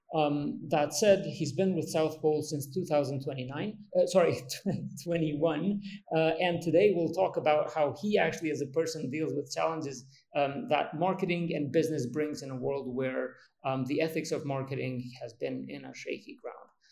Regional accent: Kosovo; I come from Kosovo

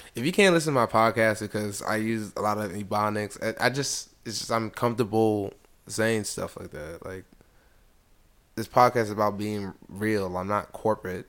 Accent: United States; also born or lived in DC area; I was born in America, my family is from Nigeria

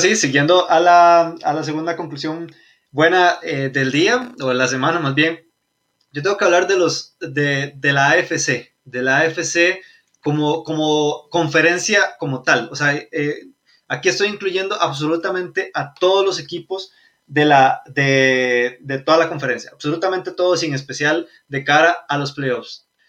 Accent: Costa Rica; Somos de Costa Rica.

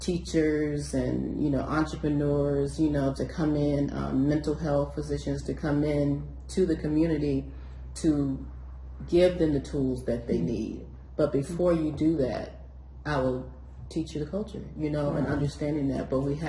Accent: United States; And here I am coming in as American.

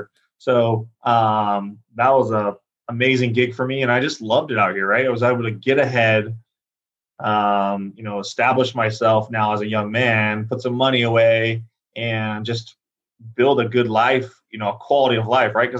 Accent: San Diego, California, United States; moved away as an adult; also born or lived in Arizona; now in Scottsdale, United States; growing up in San Diego as a young man

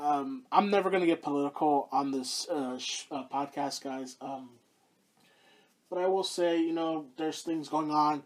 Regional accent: Houston, Texas, United States; the Houston Outlaws, my hometown team

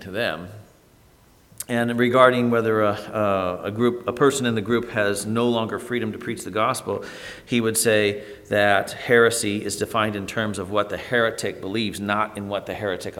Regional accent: Toledo, Ohio, United States; growing up in Toledo, Ohio

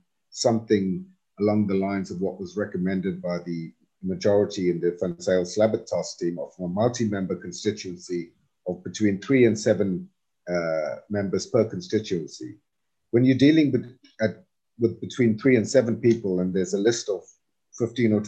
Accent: South Africa; we, as broader South African society

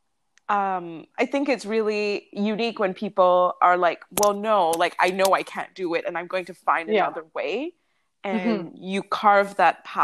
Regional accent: Malaysia; I grew up in Asia as well. I grew up in Malaysia.

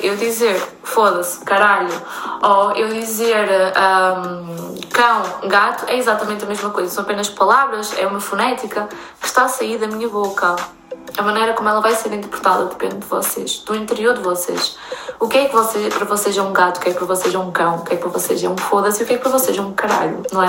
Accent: Torreira, Aveiro District, Portugal; moved away as an adult; eu sou da Praia da Torreira, é uma região uh, muito pequenininha no norte de Aveiro

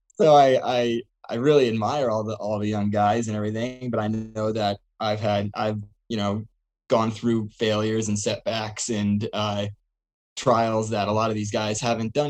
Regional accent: Seekonk, Massachusetts, United States; also born or lived in Providence, Rhode Island; from Seekonk, Massachusetts.

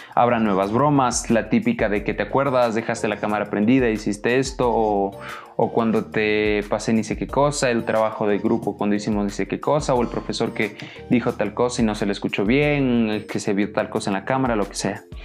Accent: Ecuador; yo soy de Ecuador

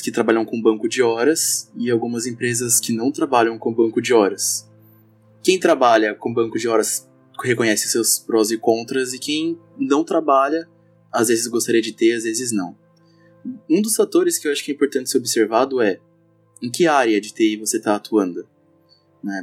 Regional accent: São Paulo, Brazil; now in Blumenau, Brazil; eu não sou daqui de Blumenau, sou de São Paulo

